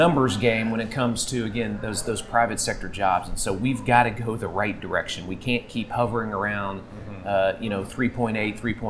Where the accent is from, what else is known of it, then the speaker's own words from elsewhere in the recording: Oklahoma, United States; I'm from Oklahoma.